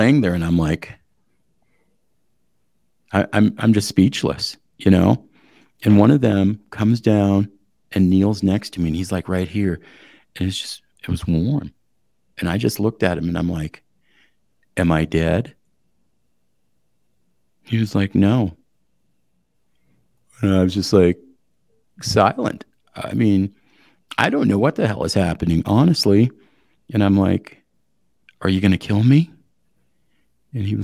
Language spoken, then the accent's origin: English; Eastern Montana, United States; I come from Eastern Montana. We're hospitable people.